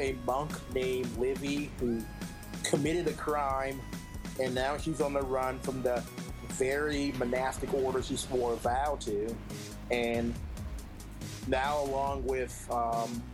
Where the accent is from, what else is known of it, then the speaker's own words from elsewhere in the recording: Toledo, Ohio, United States; my hometown of Toledo